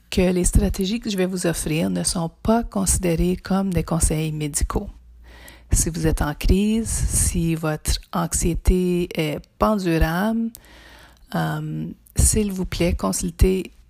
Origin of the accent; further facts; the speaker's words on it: Ontario, Canada; also born or lived in Toronto / Windsor / Montreal / Ottawa; Bon, je viens du nord de l'Ontario, plus spécifiquement du Témiscamingue. J'ai habité à Toronto, à Windsor, à Montréal, à Ottawa et à Saint-Jean-Terre-Neuve.